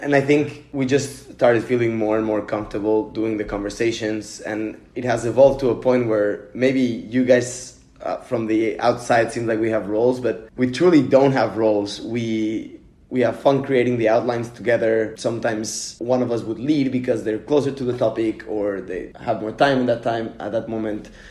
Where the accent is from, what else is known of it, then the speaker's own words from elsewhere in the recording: Mexico City, Mexico; moved away; I'm from Mexico City